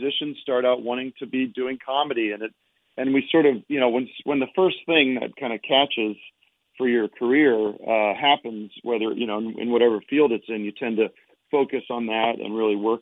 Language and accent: English; Allentown, Pennsylvania, United States; moved away as an adult; now in California, United States; I'm from back east. I'm from Allentown, Pennsylvania